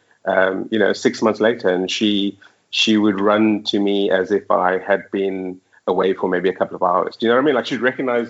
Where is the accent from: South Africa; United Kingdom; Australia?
South Africa; Cape Town, Western Cape; moved away as an adult; also born or lived in Johannesburg, South Africa; now in Dubai, United Arab Emirates; we're both from Cape Town.